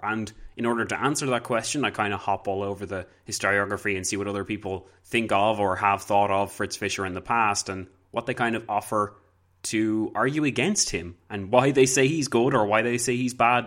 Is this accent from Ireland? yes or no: yes; Ireland; I'm Irish